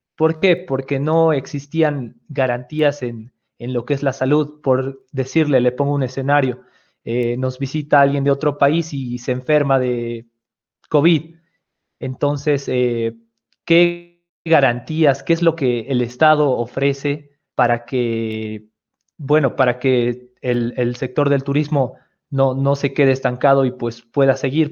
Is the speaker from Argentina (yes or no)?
no; Bolivia